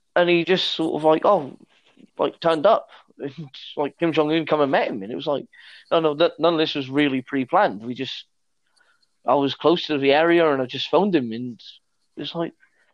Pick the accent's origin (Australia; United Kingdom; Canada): United Kingdom; East Midlands; We're from the East Midlands.